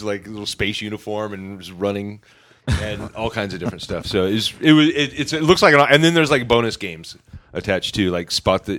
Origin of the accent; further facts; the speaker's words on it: Skagit Valley, Washington, United States; I'm from Skagit Valley.